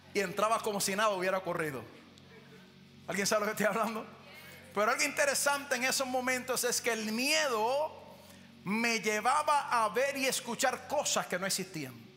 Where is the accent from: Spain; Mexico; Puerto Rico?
Puerto Rico; yo nací, me crié en Puerto Rico